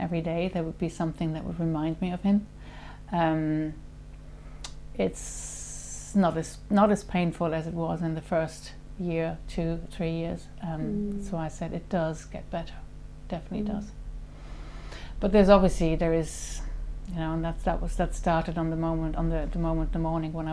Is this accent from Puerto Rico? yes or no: no; Germany; moved away as an adult; also born or lived in Switzerland / Paris / Mauritius / Singapore; I was born in Germany in 1969. I went to school there, finished school, and then left